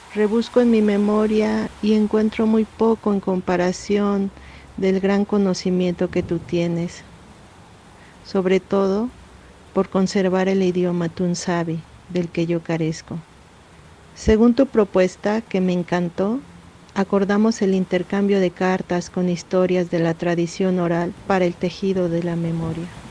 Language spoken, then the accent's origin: Spanish; Nezahualcóyotl, State of Mexico, Mexico; now in Oaxaca de Juárez, Mexico; Yo crecí en Ciudad Neza